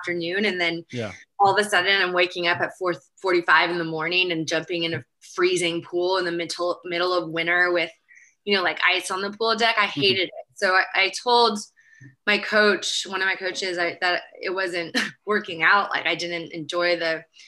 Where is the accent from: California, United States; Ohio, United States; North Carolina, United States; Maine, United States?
California, United States; Berkeley; also born or lived in Marseille / Los Angeles; I grew up in Berkeley, near Berkeley